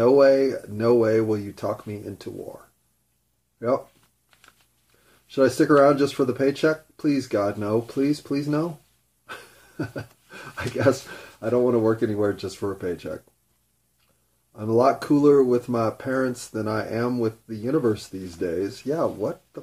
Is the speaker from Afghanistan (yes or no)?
no; United States; I had pride in being an American